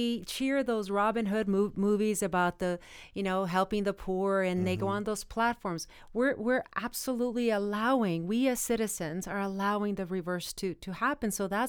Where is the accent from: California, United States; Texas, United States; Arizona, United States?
Arizona, United States; And in my home state of Arizona